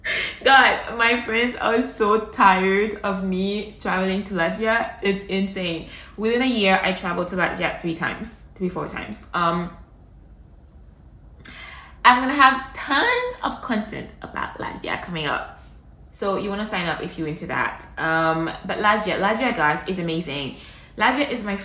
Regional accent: Montreal, Quebec, Canada; now in United Arab Emirates; Montreal is home. That's my hometown. That's where I grew up.

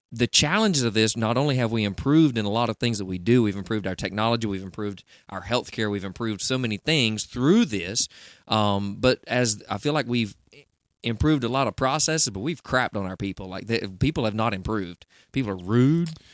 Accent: Southeast, United States; I'm in the Southeast

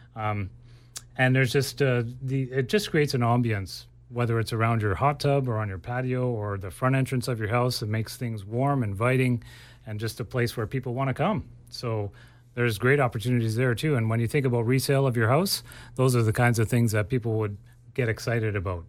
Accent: Ontario, Canada; now in Abbotsford, Canada; I grew up in Ontario, and things just grow way slower there uh, compared to here

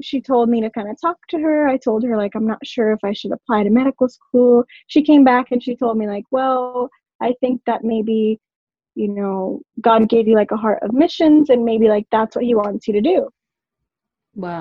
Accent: Orlando, Florida, United States; moved away as an adult; also born or lived in Puerto Rico; I moved from Puerto Rico when I was four, went to Orlando

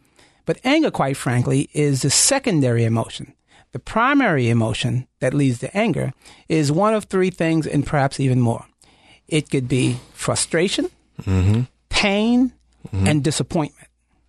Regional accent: New York, United States; Well, I'm a New Yorker, right?

